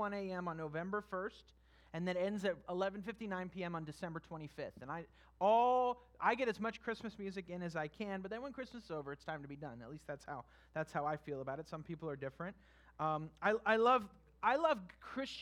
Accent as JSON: {"language": "English", "region": "California", "country": "United States", "also_born_or_lived": "Kentucky", "moved": "as an adult", "said": "I was from California"}